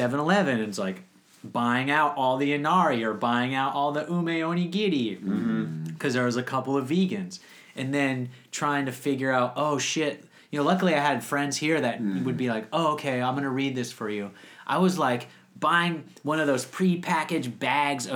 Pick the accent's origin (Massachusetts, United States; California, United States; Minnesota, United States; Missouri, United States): Minnesota, United States; also born or lived in San Francisco; now in Japan; I was born in Minnesota